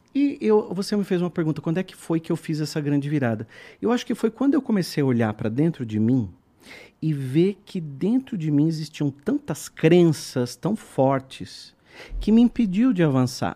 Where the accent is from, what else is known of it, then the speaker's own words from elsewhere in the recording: São Roque, São Paulo, Brazil; moved away as an adult; now in São Paulo, Brazil; eu sou do interior de São Paulo, nasci em São Roque, e aí vim morar em São Paulo.